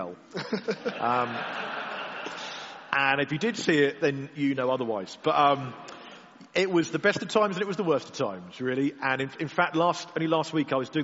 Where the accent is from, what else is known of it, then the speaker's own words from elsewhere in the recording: Cornwall, South West England, United Kingdom; being Cornish